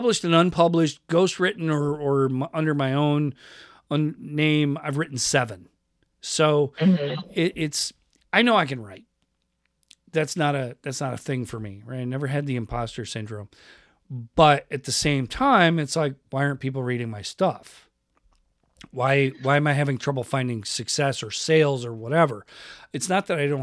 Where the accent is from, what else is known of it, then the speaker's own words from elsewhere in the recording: Rochester, New York, United States; now in Pacific Northwest, United States; I grew up in that Italian neighborhood in Rochester, New York